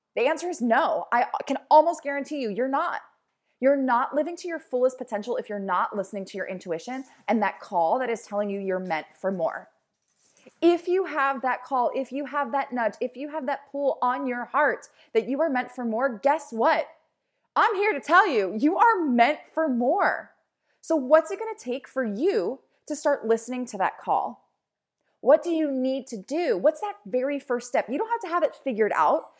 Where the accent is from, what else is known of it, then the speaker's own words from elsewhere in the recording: Baltimore, Maryland, United States; I'm a girl from Baltimore.